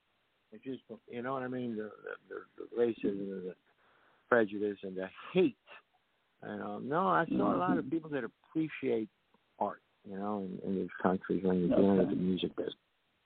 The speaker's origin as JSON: {"language": "English", "town": "New York City", "region": "New York", "country": "United States", "moved": "yes", "said": "I came from the Bronx, New York."}